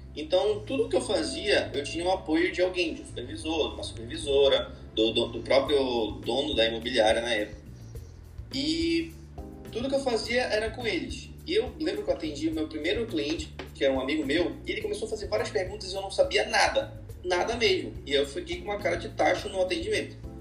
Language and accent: Portuguese; Belém, Pará, Brazil; sou de Belém, trabalho aqui